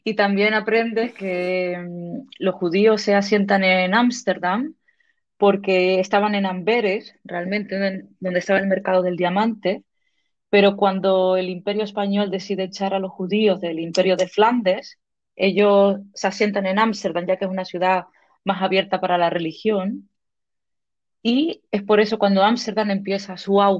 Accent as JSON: {"language": "Spanish", "region": "Canary Islands", "country": "Spain", "said": "de Tenerife, pero mis padres eran canariones y, luego con tantos idiomas que tengo en la cabeza, no sé ya qué"}